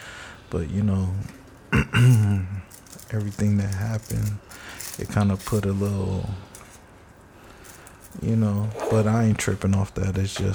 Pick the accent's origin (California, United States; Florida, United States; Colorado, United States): California, United States; Compton; born and raised in Compton.